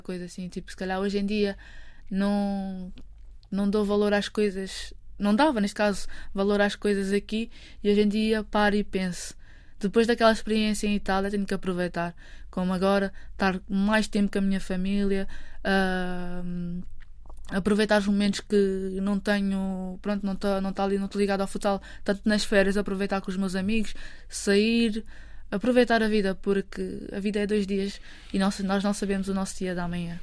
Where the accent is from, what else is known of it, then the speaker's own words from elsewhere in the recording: Amadora, Lisbon, Portugal; eu cresci na Amadora, num bairro social